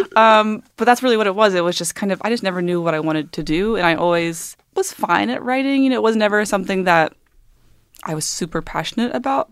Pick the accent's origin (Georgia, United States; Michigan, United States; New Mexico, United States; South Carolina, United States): Georgia, United States; moved away; I grew up in Georgia